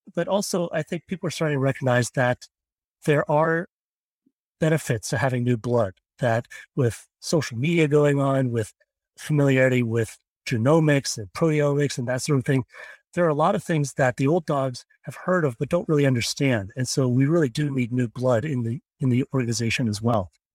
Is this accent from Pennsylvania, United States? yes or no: yes; Pittsburgh, Pennsylvania, United States; moved away as an adult; also born or lived in East Coast / Stanford, California / San Francisco, California; now in West Virginia, United States; I was actually born and raised in Pittsburgh, Pennsylvania